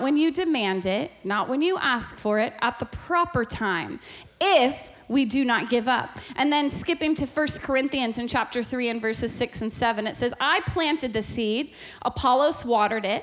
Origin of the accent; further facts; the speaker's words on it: Alaska, United States; I was born and raised in Alaska, and growing up in Alaska